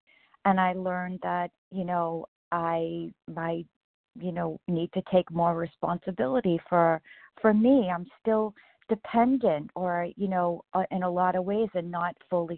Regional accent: Massachusetts, United States

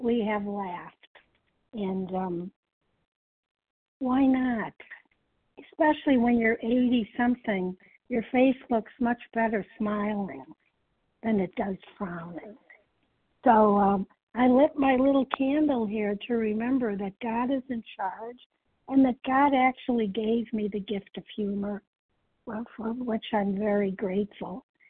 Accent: Chicago, Illinois, United States; I'm from the Chicago area

